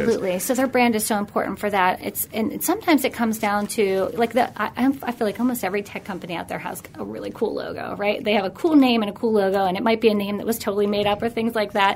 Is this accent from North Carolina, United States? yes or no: no; Pittsburgh, Pennsylvania, United States; also born or lived in New York City; born and raised in Pittsburgh.